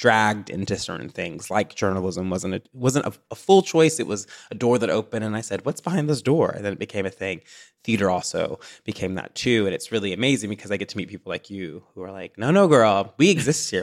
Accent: Tennessee, United States; also born or lived in Chicago; now in Los Angeles, United States; growing up in the South

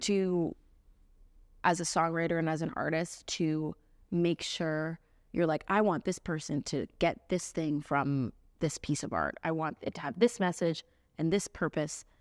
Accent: Central Florida, United States; now in Nashville, United States; I grew up in Florida, playing at beach bars and, and weddings

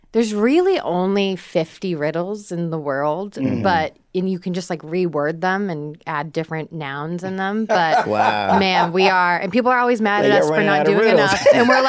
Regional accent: right outside of Boston, Massachusetts, United States; moved away; also born or lived in Chicago; I'm from Massachusetts

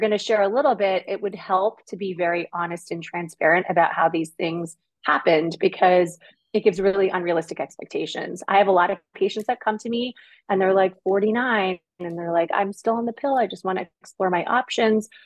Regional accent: Toronto, Ontario, Canada; I grew up in the suburbs of Toronto, Ontario, Canada

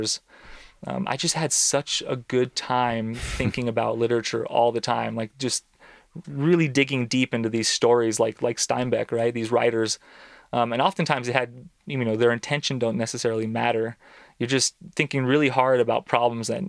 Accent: San Joaquin Valley, California, United States; I grew up in the San Joaquin Valley, which is in central Southern California

